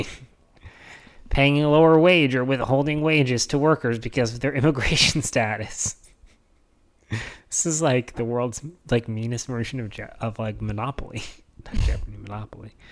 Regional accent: Indiana, United States; I'm from Indiana, man. I'm like Midwest values.

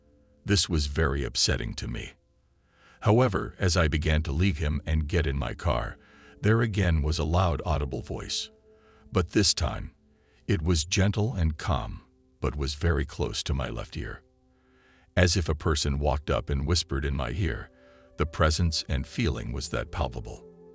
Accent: Kingsport, Tennessee, United States; now in Atlanta, United States; I leave Atlanta and head to my hometown of Kingsport, Tennessee.

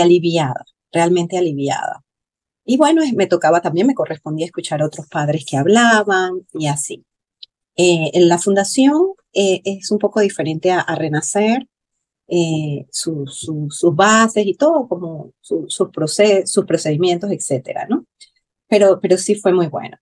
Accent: Panama; soy de Panamá

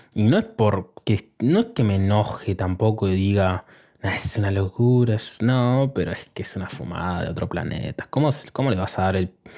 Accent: Argentina; Yo soy argentino

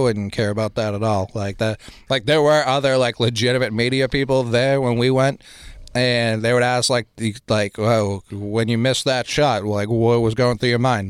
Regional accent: Boston, Massachusetts, United States; growing up in the city

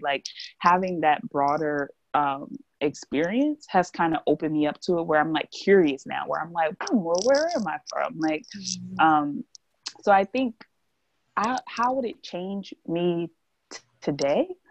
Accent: New Jersey, United States; I'm from New Jersey

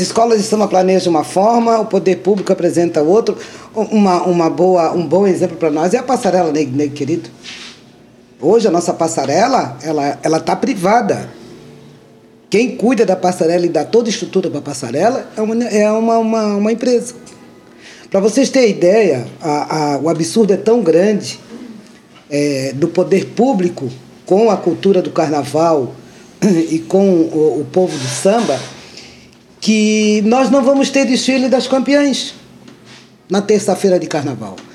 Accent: Florianópolis, Santa Catarina, Brazil; Sou tripeiro com muito orgulho, com muito amor

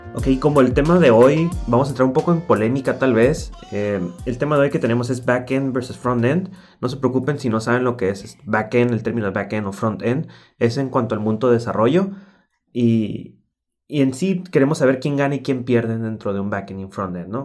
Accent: Mexico; como típico mexicano

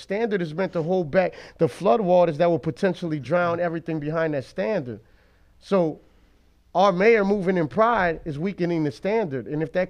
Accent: New Orleans, Louisiana, United States; Honduran. My dad's roots go back to Sicily. My mom's roots, some of them go back to Germany. And I was born here on the West Bank in New Orleans.

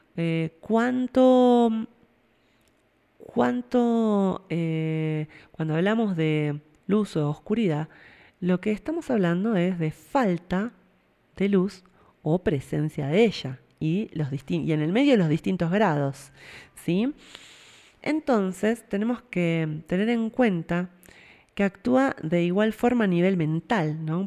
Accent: Argentina

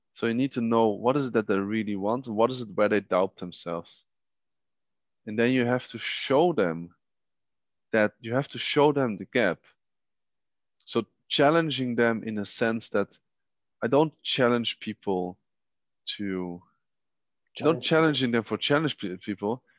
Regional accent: Netherlands; moved away as an adult; now in Vienna, Austria; I was born in the Netherlands

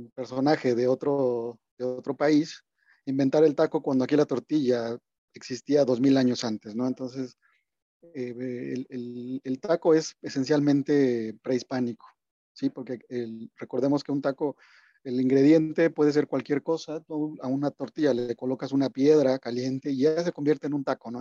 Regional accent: Mexico

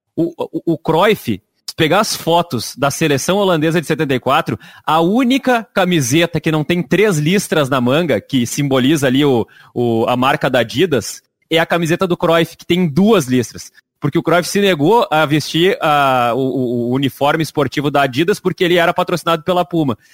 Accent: Rio Grande do Sul, Brazil; A gente é Bergamota porque a gente é do Rio Grande do Sul

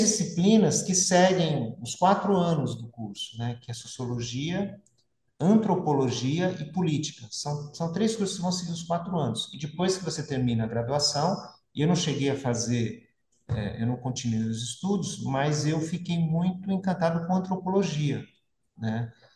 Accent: São Paulo, Brazil; moved away as an adult; also born or lived in São Bernardo do Campo / Santo André; now in São José dos Campos, Brazil; nasci em São Bernardo, me criei em São Paulo e moro em São José

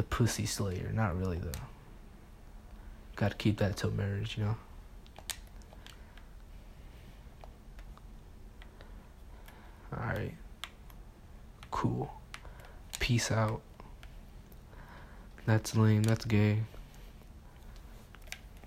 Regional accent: Mexico; now in United States; I'm Mexican.

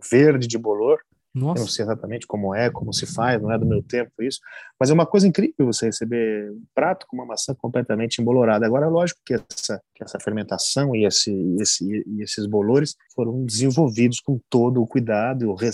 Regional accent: Basque Country, Spain; now in Brazil; porque eu tinha 20 dias de Brasil. Você imagina, eu vim do País Basco, é, lá do Andônia, uma situação de rigor em cozinha, de silêncio completo, para me embrenhar na selva amazônica.

